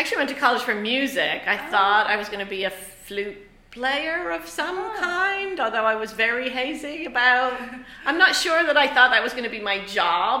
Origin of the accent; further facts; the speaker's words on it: Ireland; moved away; I grew up in Ireland